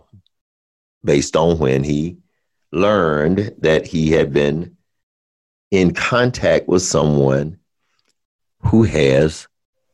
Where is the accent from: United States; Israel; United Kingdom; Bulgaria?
United States; Alabama; I'm from Alabama, so I can say y'all